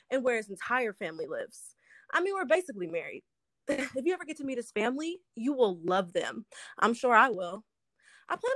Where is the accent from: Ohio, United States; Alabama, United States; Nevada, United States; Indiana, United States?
Ohio, United States; Cleveland; now in Los Angeles, United States; I'm originally from Cleveland, Ohio, and I graduated from Howard in 2018. Um, I've been living out in Los Angeles for about two years now